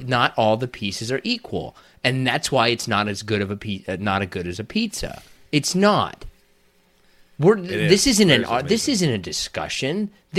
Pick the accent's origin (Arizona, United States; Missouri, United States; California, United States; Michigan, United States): Michigan, United States; Detroit; Well, listen, don't try to come in here, but I'm from Detroit.